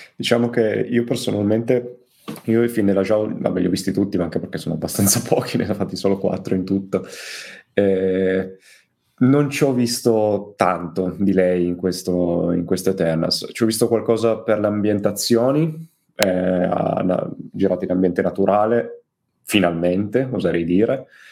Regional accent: Turin, Piedmont, Italy; io, essendo torinese

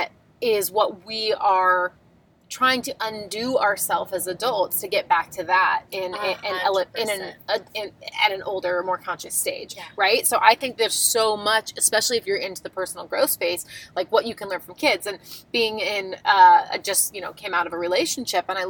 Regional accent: Long Island, New York, United States; I grew up on Long Island, New York, and we grew up in a very creative town

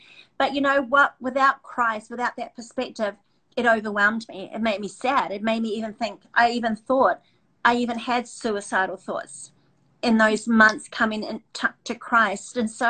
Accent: New Zealand; I came from New Zealand, etc.

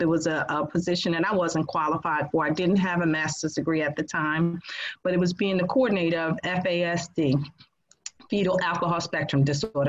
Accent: New Jersey, United States; now in North Carolina, United States; I'm from New Jersey

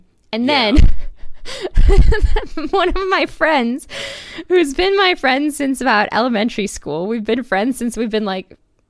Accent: Wisconsin, United States; born there; Yeah, I was born in Wisconsin. I had beautiful years looking at cows.

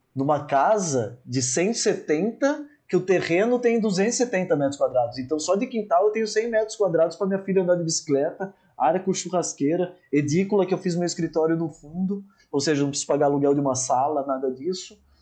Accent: Socorro, São Paulo, Brazil; accent: caipira; Nasci no interior, sou socorrense, caipira, interior de São Paulo

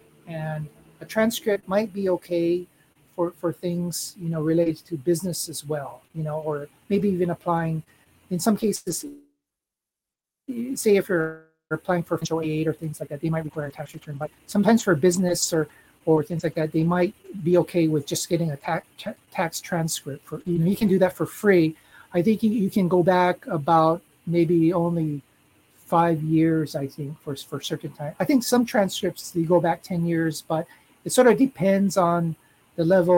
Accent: United States; now in Japan; in my case, I'm American, so I would file as a head of household.

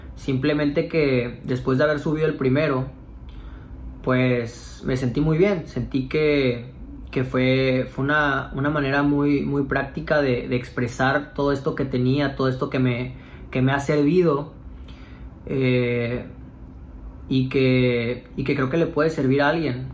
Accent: Cancún, Quintana Roo, Mexico; moved away; mis amigos que somos de Cancún

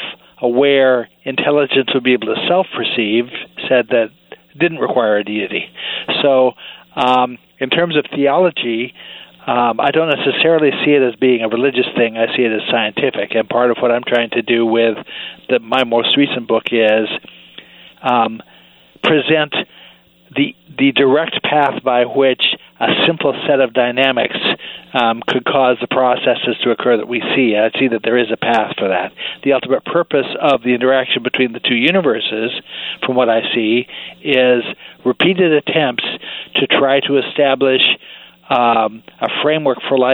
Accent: Oregon, United States; also born or lived in Salem / Portland; I grew up in Oregon, actually

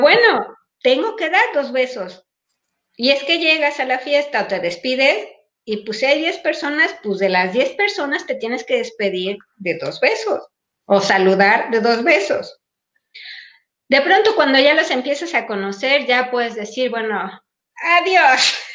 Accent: Mexico; now in Paris, France; nuestros códigos de conducta mexicanos, aquí no nos sirven porque no estamos en México

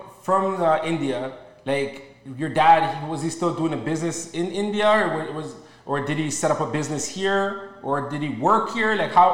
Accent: Ghana; moved away; No, I'm from Ghana, man. So over there it's hot too.

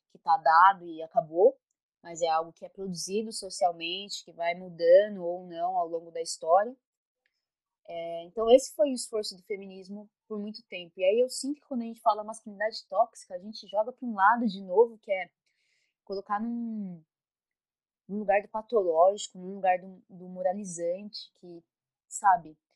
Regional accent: São Paulo, Brazil; sou de São Paulo

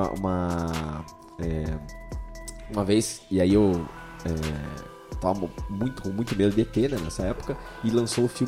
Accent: Irati, Paraná, Brazil; Brasil, que acabou parando em Irati por pasmem, mas é. Que é a tua cidade. Que é a cidade natal aí onde, onde eu nasci.

